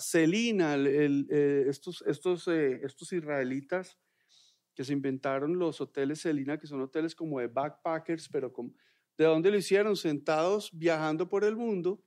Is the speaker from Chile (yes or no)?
no; Colombia; en Colombia somos unos tesos